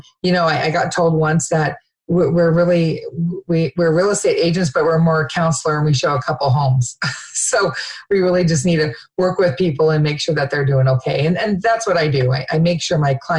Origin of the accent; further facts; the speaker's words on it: Lacey, Washington, United States; also born or lived in Georgia; I've been in Thurston County since we moved here when I was in sixth grade. My dad moved here. We moved here at Fort Lewis. My dad was Army when I was in third grade. And then we moved down to Lacey when I was in sixth grade. So I've been here. This is home. I was born in Georgia, but this is definitely home